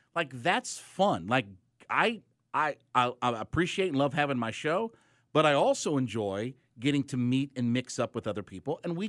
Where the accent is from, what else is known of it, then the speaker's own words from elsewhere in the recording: Ohio, United States; Obviously, where you and I grew up, look, I grew up in Stark County, Ohio.